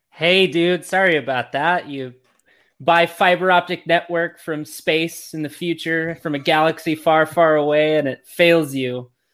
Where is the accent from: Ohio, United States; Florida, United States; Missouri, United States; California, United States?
California, United States; Los Angeles; now in Oklahoma City, United States; I'm originally from the Los Angeles area. Um, and I, today I live in Oklahoma City.